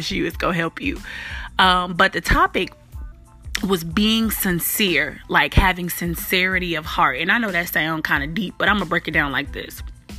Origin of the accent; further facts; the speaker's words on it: Chicago, Illinois, United States; accent: Memphis twang; I'm a little country, even though I'm from Chicago, but definitely got some Memphis twang.